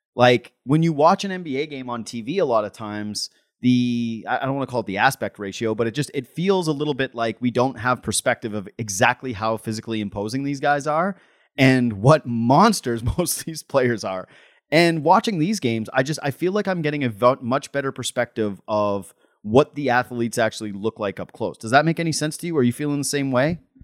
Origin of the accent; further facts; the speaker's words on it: Whitehorse, Yukon, Canada; moved away; I'm from Whitehorse, Yukon. I might be the worst Yukoner in the history of the Yukon